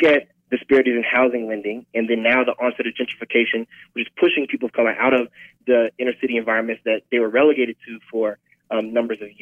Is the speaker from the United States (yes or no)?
yes; St. Louis, Missouri, United States; moved away; I'm originally from St. Louis